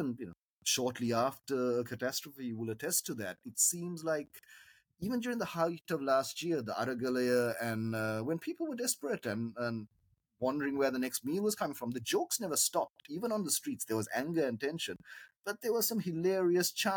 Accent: Sri Lanka; as a Sri Lankan writer

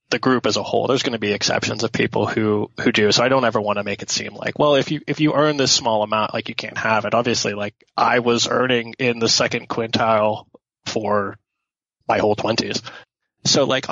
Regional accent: Pittsburgh, Pennsylvania, United States; I grew up in Pittsburgh

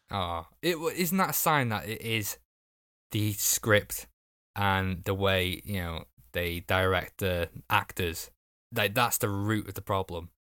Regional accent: Wales, United Kingdom; I'm Welsh too.

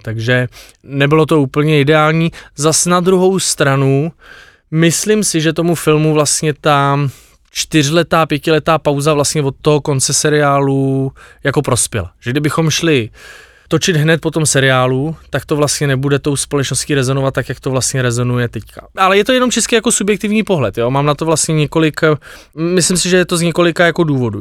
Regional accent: Bohemia, Czechia; u nás v Čechách

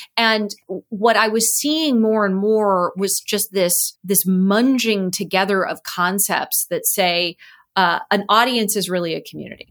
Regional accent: Cupertino, California, United States; So I grew up in Cupertino

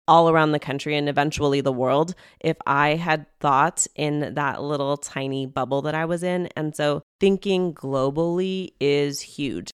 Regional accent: Hacienda Heights, California, United States; moved away; I grew up in Hacienda Heights, California

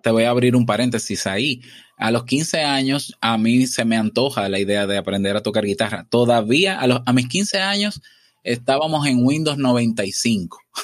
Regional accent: Santo Domingo, Distrito Nacional, Dominican Republic; Yo nazco em, en la ciudad, en la capital, Santo Domingo

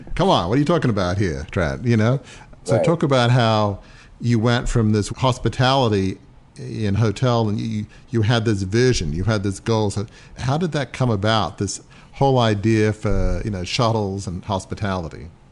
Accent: Australia; moved away; I'm from Australia originally

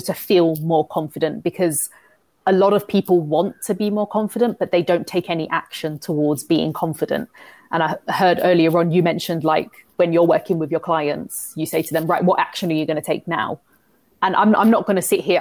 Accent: London, United Kingdom; moved away; I'm from London. I don't know, I no longer live in London anymore

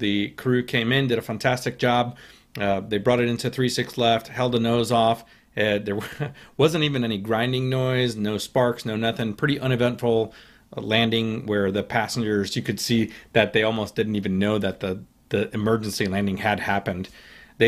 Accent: Charlotte, North Carolina, United States; my hometown, Charlotte Douglas

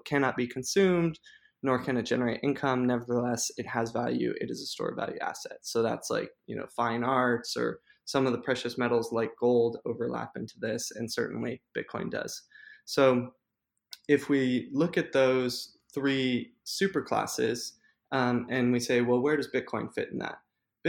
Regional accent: Hawaii, United States; now in New York, United States; Some people know this, but I grew up on Hawaii, and so I did retreat to the islands for a little bit, and I'm back in New York at the moment.

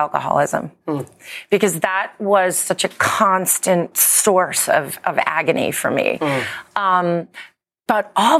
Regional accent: United Kingdom; I'm British.

